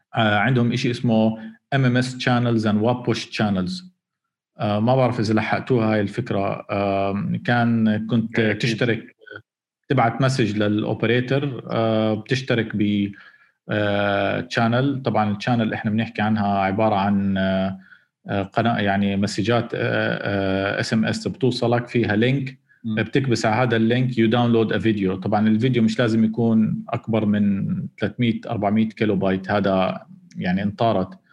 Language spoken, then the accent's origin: Arabic; Jordan; احنا كاردنيين